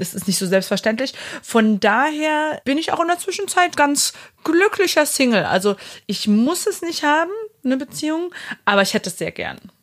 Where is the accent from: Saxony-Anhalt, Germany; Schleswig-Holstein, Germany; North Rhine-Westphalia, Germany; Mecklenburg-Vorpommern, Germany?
Saxony-Anhalt, Germany; Halle; now in Berlin, Germany; Ich komme aus Halle an der Saale, bin aber seit 2013 Wahlberlinerin